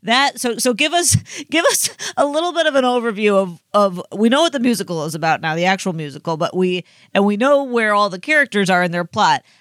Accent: United States; I grew up on the Mississippi

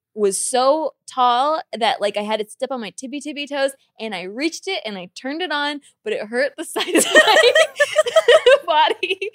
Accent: Santa Barbara, California, United States; I grew up in Santa Barbara too.

